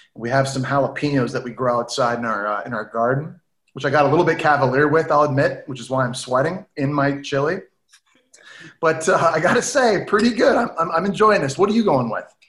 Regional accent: Ottawa, Ontario, Canada; now in New York, United States; We we grew up in Ottawa

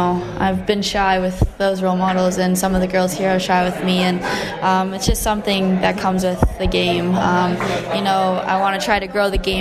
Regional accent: Kitchener, Ontario, Canada; growing up playing hockey in my hometown

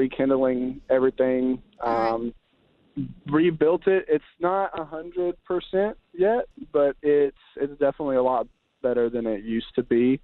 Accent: Georgia, United States; we're from Georgia

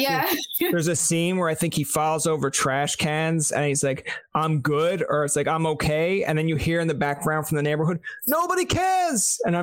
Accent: Canada; I'm from Canada.

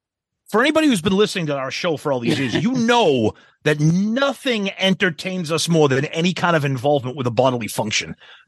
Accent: United States; We're fucking American.

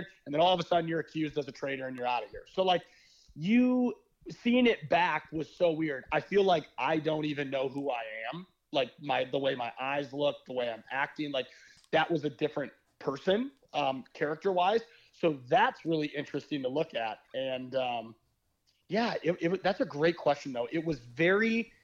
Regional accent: Midwest, United States; how I was raised and where I come from the Midwest

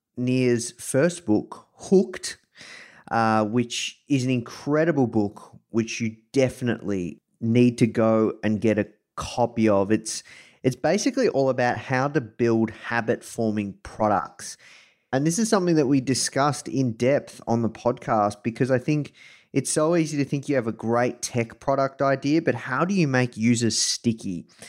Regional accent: Melbourne, Victoria, Australia; accent: Australian; I am coming to you live from Melbourne, Australia. Um, you can probably tell this from my accent.

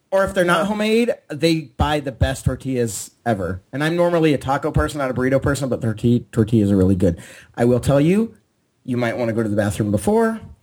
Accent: San Diego, California, United States; now in Orange County, United States; I'm from San Diego

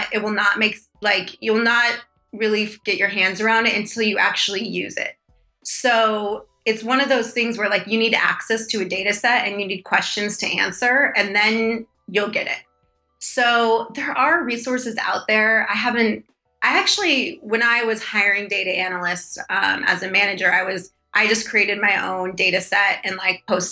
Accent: San Diego, California, United States; I grew up in San Diego

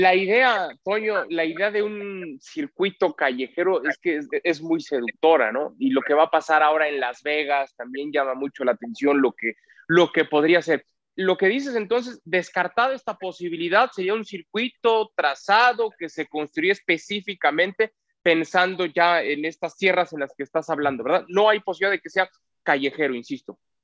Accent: Mexico; cómo somos los mexicanos

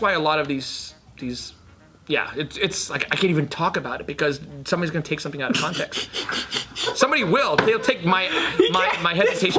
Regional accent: New Jersey, United States; I grew up in Jersey

